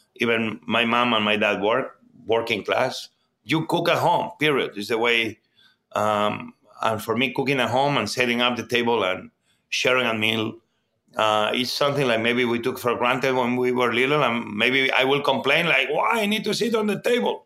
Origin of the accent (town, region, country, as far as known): Barcelona, Catalonia, Spain; born or raised there; English is a second language; also born or lived in Mieres, Asturias, Spain / New York, United States; now in Washington, D.C., United States